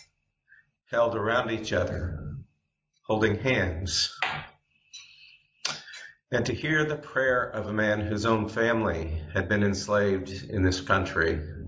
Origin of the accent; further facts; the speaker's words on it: Montgomery, Alabama, United States; I grew up in Montgomery, Alabama, having moved there in 1961 when I was only 8 years old